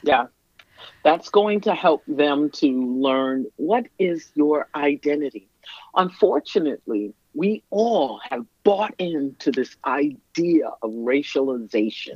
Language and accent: English; New York City, New York, United States; moved away as an adult; now in Minnesota, United States; I was born and raised in Brooklyn, lived in Brooklyn